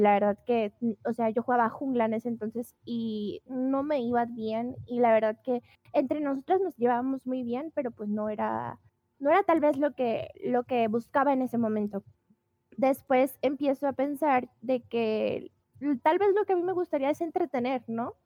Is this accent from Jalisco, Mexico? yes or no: yes; Guadalajara, Jalisco, Mexico; yo soy de Guadalajara, Jalisco, México.